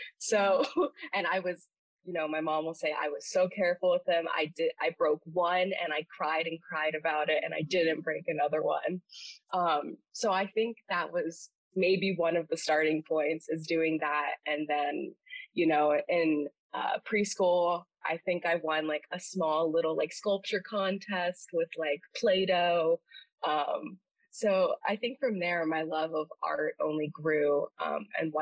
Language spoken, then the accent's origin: English; Vero Beach, Florida, United States; moved away as an adult; also born or lived in St. Augustine, Florida; I'm from Vero Beach, Florida